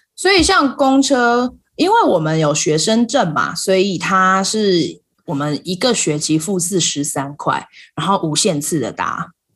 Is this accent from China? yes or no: no; Taiwan; moved away as an adult; now in United States; 例如像我现在在美国，可是我来自台湾